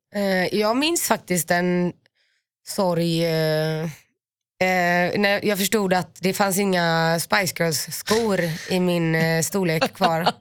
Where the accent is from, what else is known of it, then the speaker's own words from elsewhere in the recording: Finland; jag är finne.